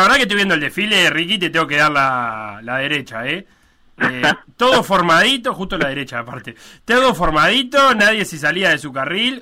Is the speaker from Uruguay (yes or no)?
yes; Uruguay; tenemos como uruguayos